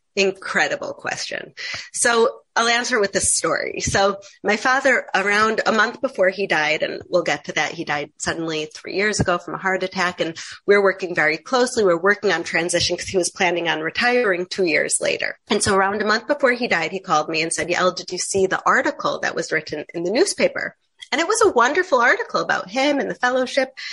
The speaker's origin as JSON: {"language": "English", "town": "Chicago", "region": "Illinois", "country": "United States", "tie": "born or raised there", "also_born_or_lived": "New York", "moved": "as an adult", "lives_now": "Israel", "said": "I grew up in America. I grew up in Chicago"}